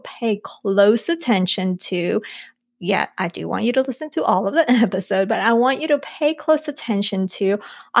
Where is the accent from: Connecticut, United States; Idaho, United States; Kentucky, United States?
Idaho, United States; Nampa; also born or lived in Colombia; We moved to the U.S. It was to Idaho, like Nampa, Idaho